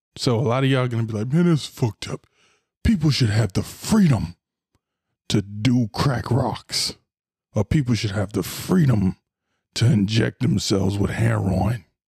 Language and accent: English; Florida, United States; I'm from Florida